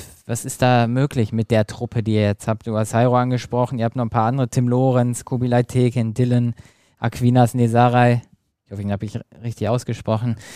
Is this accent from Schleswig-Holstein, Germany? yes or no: no; Dortmund, North Rhine-Westphalia, Germany; Ich bin übrigens super froh, dass beide aufgestiegen sind, als Dortmunder ne? sowieso.